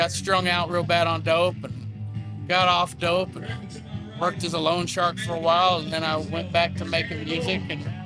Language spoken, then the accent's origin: English; Fort Worth, Texas, United States; now in Far East Texas, United States; I'm a songwriter from Fort Worth originally. Live in Far East Texas now